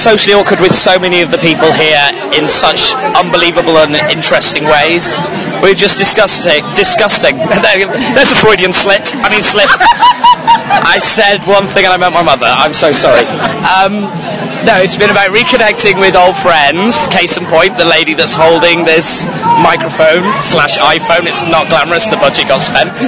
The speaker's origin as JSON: {"language": "English", "region": "England", "country": "United Kingdom", "said": "from Jolly Old England"}